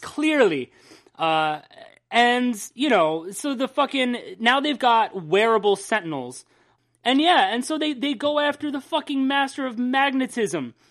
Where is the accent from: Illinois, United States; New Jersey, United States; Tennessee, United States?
New Jersey, United States; We're from New Jersey, and there are Hicks here too.